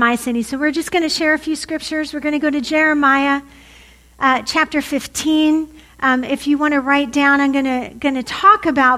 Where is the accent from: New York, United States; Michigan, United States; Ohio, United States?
Ohio, United States; Warren; also born or lived in Tulsa, Oklahoma; I grew up in Warren, Ohio, born and bred